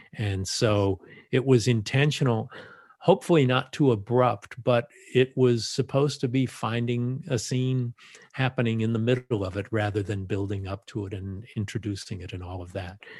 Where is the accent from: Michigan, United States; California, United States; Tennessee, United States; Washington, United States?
California, United States; Los Angeles; I grew up in the San Fernando Valley and just went to schools in the valley